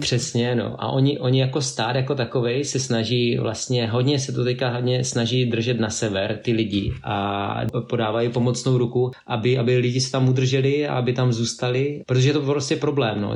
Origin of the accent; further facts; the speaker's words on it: Czechia; now in Norway; jako takový klasický Čecháček, jo. Mám český značky a prostě jezdím tady.